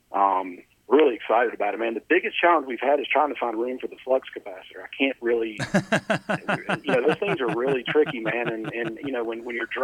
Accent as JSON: {"language": "English", "region": "North Carolina", "country": "United States", "said": "I'm from North Carolina"}